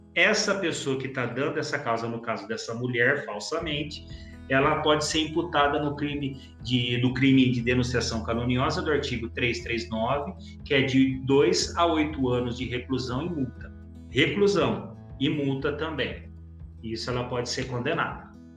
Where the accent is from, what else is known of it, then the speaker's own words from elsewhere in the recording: Campinas, São Paulo, Brazil; eu sou de Campinas